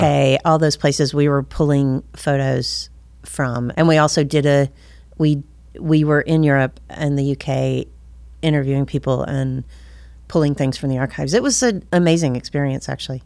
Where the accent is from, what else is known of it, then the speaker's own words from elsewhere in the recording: Ringgold, Georgia, United States; also born or lived in London; I'm originally from Ringgold, Georgia